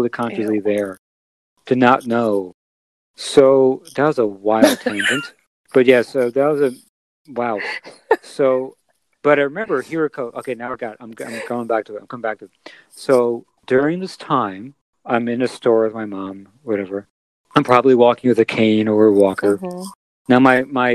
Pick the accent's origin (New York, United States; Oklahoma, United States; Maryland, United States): New York, United States; Merrick; I grew up in Merrick.